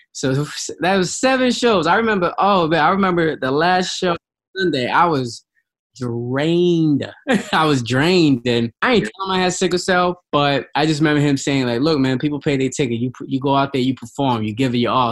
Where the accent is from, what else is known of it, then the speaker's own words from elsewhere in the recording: New York, United States; I was from New York, kids from uh, downtown, uptown, Brooklyn